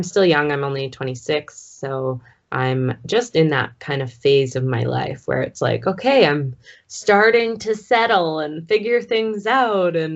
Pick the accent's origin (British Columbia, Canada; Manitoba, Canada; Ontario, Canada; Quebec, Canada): British Columbia, Canada; Vancouver Island, BC; moved away as an adult; also born or lived in Edmonton; now in Calgary, Canada; I grew up in BC on Vancouver Island. I was actually born just off the coast of Vancouver Island, very small island. But I moved to Edmonton when I was about 18.